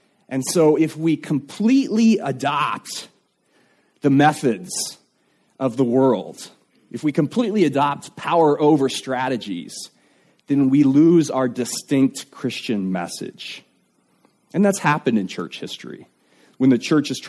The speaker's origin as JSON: {"language": "English", "country": "United States", "said": "as an American"}